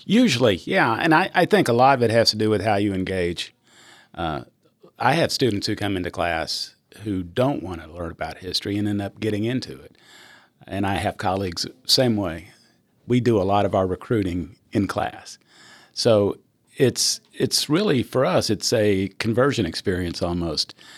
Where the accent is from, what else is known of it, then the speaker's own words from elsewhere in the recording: Fort Worth, Texas, United States; also born or lived in New Mexico / Vernon, Texas; we ultimately settled in Fort Worth, Texas, where I grew up